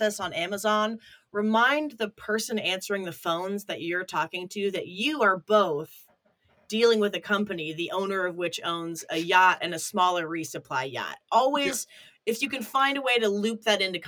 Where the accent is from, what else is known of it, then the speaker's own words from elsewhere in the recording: United States; I grew up with a little speedboat because we grew up on the Ohio River